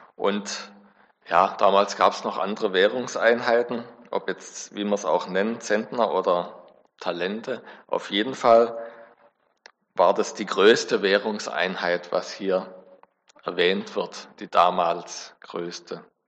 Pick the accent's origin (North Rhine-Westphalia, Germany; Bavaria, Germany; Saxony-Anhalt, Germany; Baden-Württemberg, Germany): Baden-Württemberg, Germany; Backnang; ich bin in der Baptistengemeinde in Backnang groß geworden